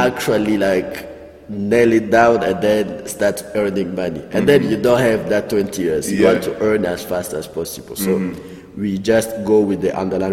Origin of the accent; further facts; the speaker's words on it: Rwanda; we are from Rwanda